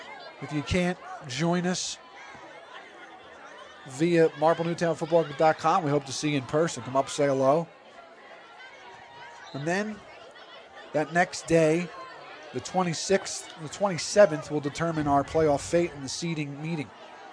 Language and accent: English; Havertown, Pennsylvania, United States; Beautiful night here in my hometown, Steve, of Havertown.